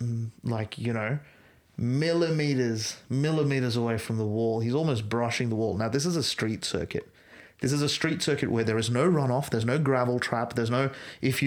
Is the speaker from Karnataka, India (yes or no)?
yes; Bangalore, Karnataka, India; I grew up in Bangalore